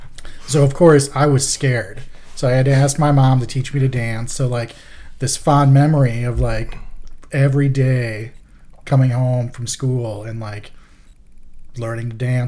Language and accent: English; Kenosha, Wisconsin, United States; I grew up in Kenosha, Wisconsin, so just a few hours away.